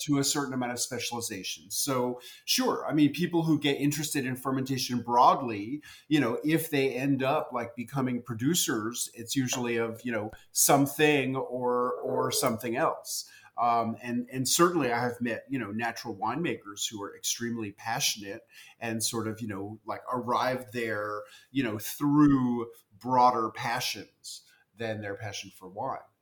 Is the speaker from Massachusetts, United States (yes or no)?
no; New York City, New York, United States; as a kid growing up in New York City, I loved pickles